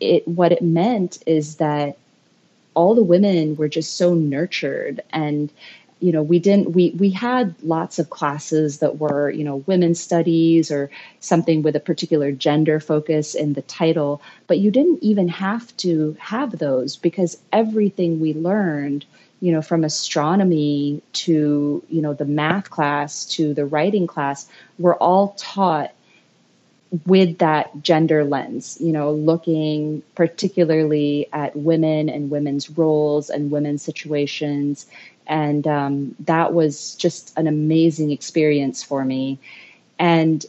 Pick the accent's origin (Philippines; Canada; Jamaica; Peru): Philippines; moved away as an adult; also born or lived in United States; I grew up in the Philippines and biracial Filipino-American. My dad is Filipino and my mom is American